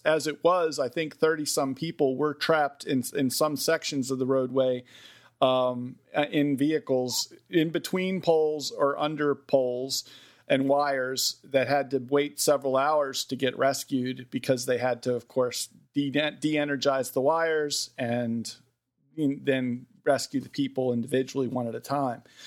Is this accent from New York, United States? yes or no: no; Westminster, Maryland, United States; the hometown I grew up in, Westminster, Maryland